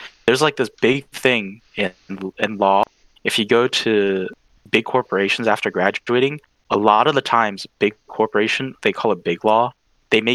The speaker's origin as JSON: {"language": "English", "region": "New York", "country": "United States", "moved": "yes", "lives_now": "Omaha, United States", "said": "19, and I'm currently enrolled in the University of Nebraska at Omaha, but I'm originally from New York, New York."}